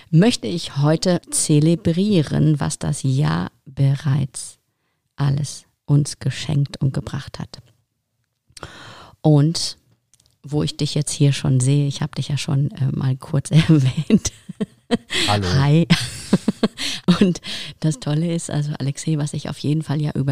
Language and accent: German; Ukraine; moved away; Ich komme ursprünglich aus der Ukraine, genau.